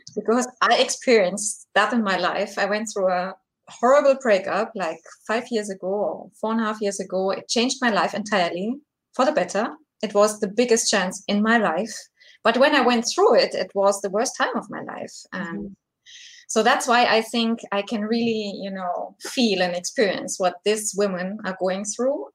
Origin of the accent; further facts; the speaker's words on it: Germany; I'm from Germany, so it's quite late over here.